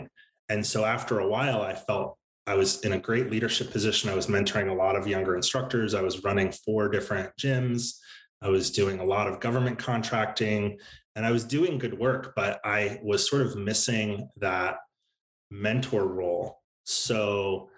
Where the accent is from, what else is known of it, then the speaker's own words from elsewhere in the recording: Central Maryland, United States; I grew up in Central Maryland outside of DC, kind of average suburban life